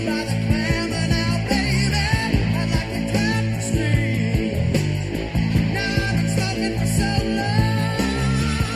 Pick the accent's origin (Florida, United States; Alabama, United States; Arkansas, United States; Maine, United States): Florida, United States; South; now in Nashville, United States; growing up in South Florida in the 70s